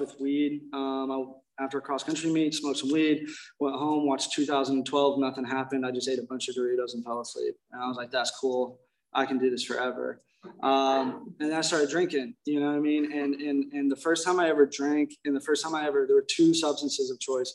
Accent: Indiana, United States; now in Laguna Niguel, United States; I'm not from here. I'm originally from Indiana

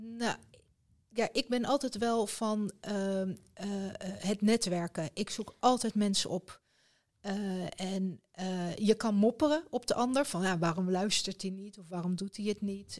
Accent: Rotterdam, South Holland, Netherlands; Rotterdam, mijn geboortestad.

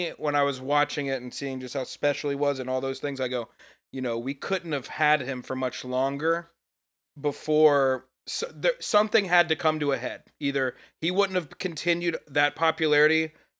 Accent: Atlanta, Georgia, United States; I tell them that I lived outside the loop, you know, OTP outside the perimeter

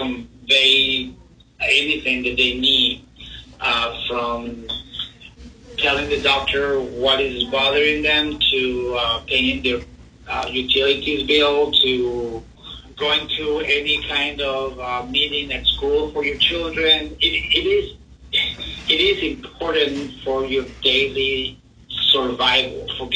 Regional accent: Mexico; first language Spanish; English is a second language; also born or lived in Italy; now in United States; I actually was born in Italy, but I grew up in Mexico. I got into Mexico when I was about 3 months old, so my entire life I was in Mexico. But my family on my father's side is Italian, so I grew up with both languages, Spanish and Italian.

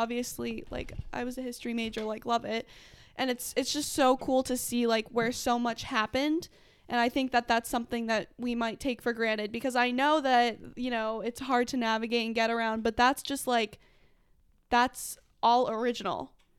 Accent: Massachusetts, United States; I grew up in Massachusetts. I grew up a half hour away from Boston.

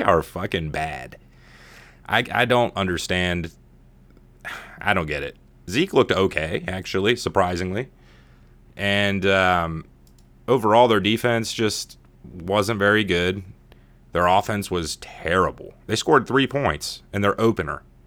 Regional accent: Ohio, United States; I grew up in Ohio for the most part

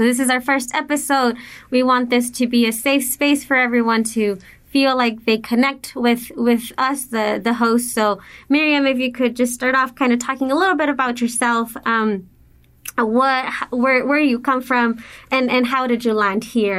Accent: El Paso, Texas, United States; also born or lived in Juarez, Mexico / Austin; So I was born in El Paso, but we did move back to Juarez, and then we would commute back and forth going to school. And then again, we made the move to El Paso, graduated.

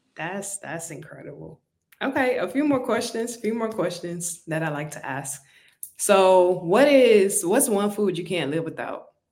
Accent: Miami, Florida, United States; I'm from Miami originally

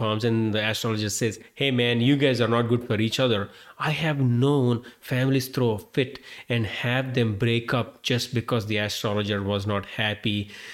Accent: India; moved away; I am an Indian-born Hindu guy

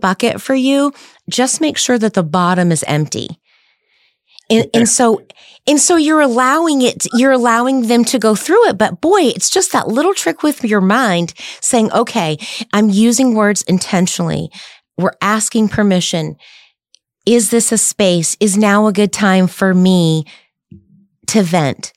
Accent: the South, United States; I grew up in the South, so I have a little bit of redneck in me

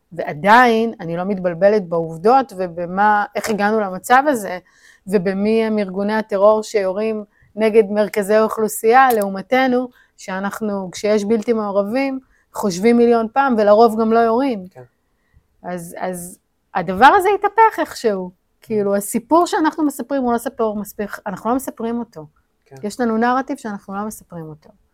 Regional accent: Ashdod, Southern District, Israel; moved away as an adult; also born or lived in Tel Aviv; נולדתי באשדוד וגדלתי באשדוד

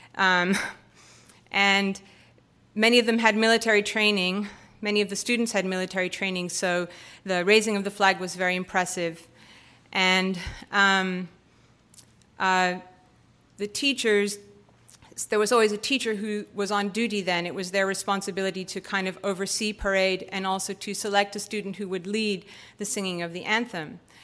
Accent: United States; as an American, h, eighteen-year-old high school student, being in South Africa

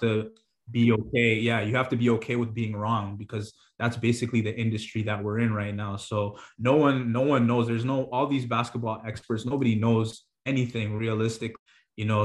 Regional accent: Toronto, Ontario, Canada; I'm from Toronto.

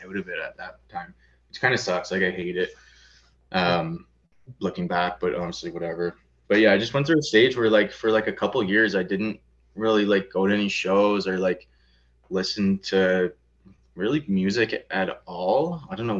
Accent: St. Catharines, Ontario, Canada; I grew up in Port Dalhousie, so it's like pretty nice like suburbs

